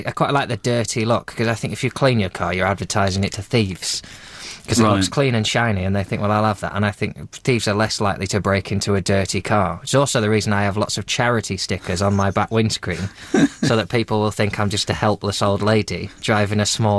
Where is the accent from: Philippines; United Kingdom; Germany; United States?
United Kingdom; near Blackpool, North West England; I grew up near Blackpool.